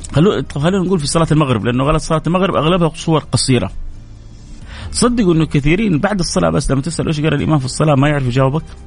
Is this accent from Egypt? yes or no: no; Saudi Arabia; عندنا في جده وفي الرياض